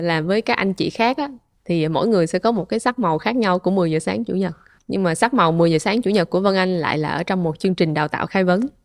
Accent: Vietnam; mình là người Việt đầu tiên

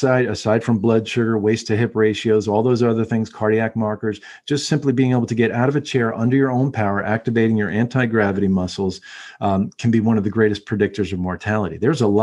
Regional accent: United States; as American humans

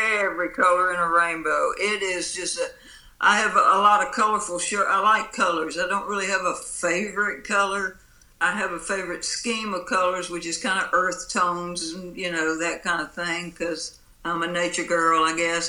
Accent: Pascagoula, Mississippi, United States; moved away as an adult; also born or lived in Jackson, Mississippi; I was born down here on the Mississippi coast in Pascagoula

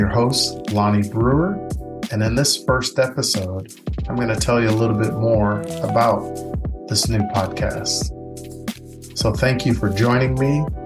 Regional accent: East St. Louis, Illinois, United States; moved away; I was that boy from East St. Louis

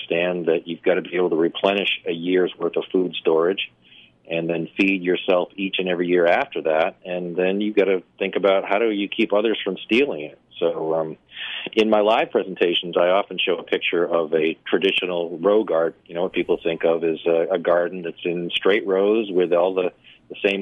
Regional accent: New Hampshire, United States; moved away; also born or lived in Florida; I grew up in New Hampshire

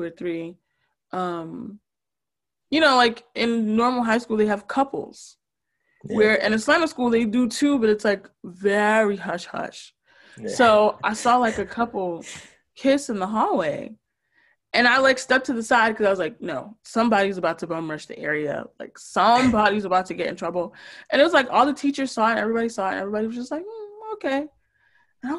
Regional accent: Newark, New Jersey, United States; now in North Brunswick, United States; I grew up in Newark

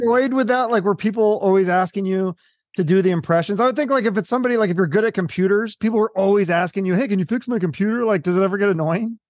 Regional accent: Seattle, Washington, United States; I'm not from the East Coast. I'm from Seattle

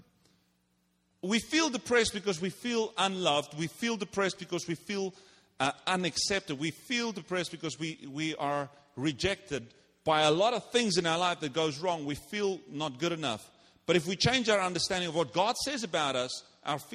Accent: South Africa; moved away; I'm from South Africa. We don't play games there.

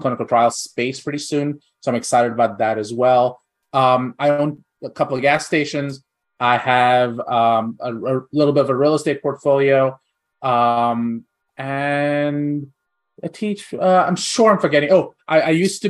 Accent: India; moved away; I grew up in India. I spent the first half of my life in India.

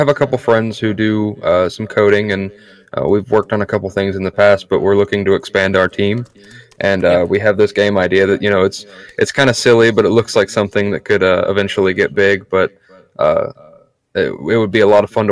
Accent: Central United States, United States; I'm from the central United States

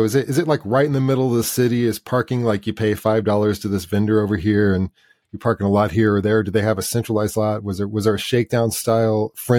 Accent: the Midwest, Indiana, United States; I grew up in the Midwest

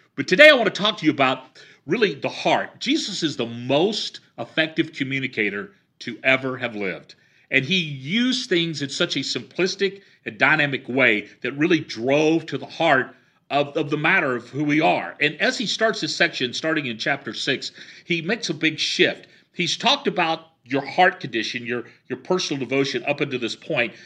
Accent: the South, United States; I grew up in the South.

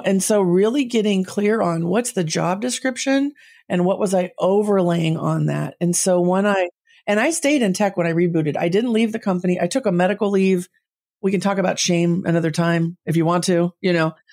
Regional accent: Southern California, United States; also born or lived in San Jose, California; I grew up in Southern California

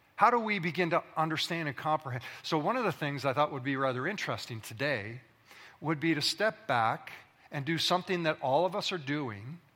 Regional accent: Alberta, Canada; also born or lived in British Columbia; now in Ontario, Canada; I was born in Alberta, that is the prairie provinces of Canada. I spent my formative years running through grain fields, coulees, and valleys and streams

